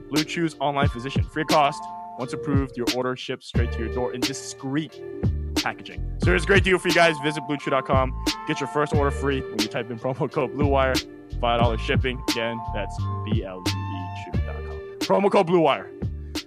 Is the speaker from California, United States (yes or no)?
yes; the Sunset, California, United States; I grew up in the Sunset.